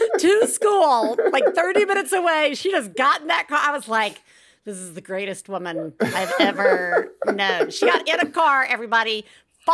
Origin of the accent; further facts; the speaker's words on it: Deep South, United States; I'm from the Deep South. I know who my people are